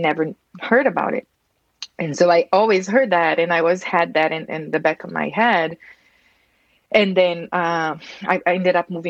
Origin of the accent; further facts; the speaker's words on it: Brazil; moved away as an adult; now in United States; I'm from Brazil. I immigrated here to the U.S. about 16 years ago.